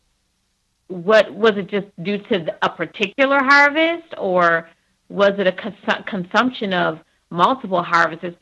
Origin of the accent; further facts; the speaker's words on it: Niagara Falls, New York, United States; I'm from Niagara Falls, New York